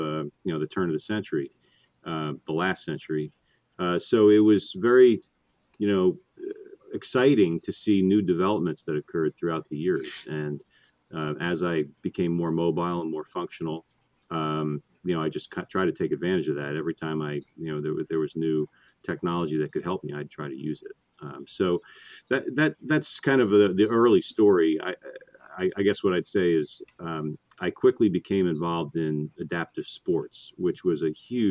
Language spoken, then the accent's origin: English; Northport, New York, United States; I grew up on Long Island, New York, a little town called Northport